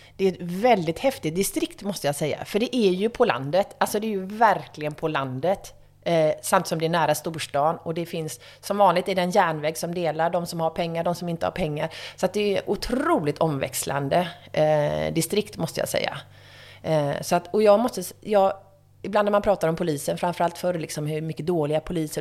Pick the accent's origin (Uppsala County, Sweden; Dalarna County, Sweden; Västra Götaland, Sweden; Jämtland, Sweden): Västra Götaland, Sweden; Gothenburg; moved away as an adult; also born or lived in Stockholm; som göteborgare